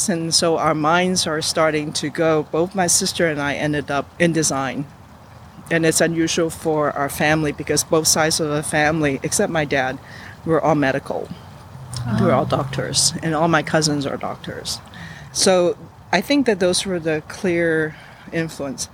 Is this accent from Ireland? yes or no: no; Hong Kong; also born or lived in New York; now in Los Angeles, United States; growing up in Hong Kong, being middle class means that there is a nanny